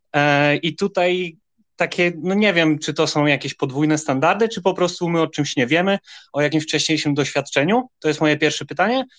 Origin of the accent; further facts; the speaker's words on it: Wrocław, Lower Silesian Voivodeship, Poland; jestem z Wrocławia